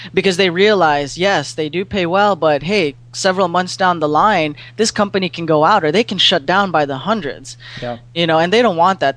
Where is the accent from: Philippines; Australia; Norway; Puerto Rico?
Philippines; moved away as an adult; also born or lived in San Diego; now in St. Louis, United States; I'm born and raised in the Philippines, and you know, I went to school there